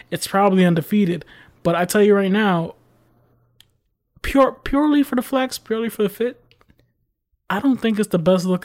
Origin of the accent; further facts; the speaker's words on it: New York City, New York, United States; It's in my blood as a New Yorker born in the Bronx to put these Tims on my feet.